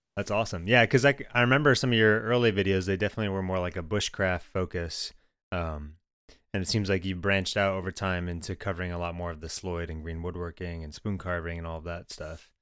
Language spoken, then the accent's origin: English; Michigan, United States; I grew up in Michigan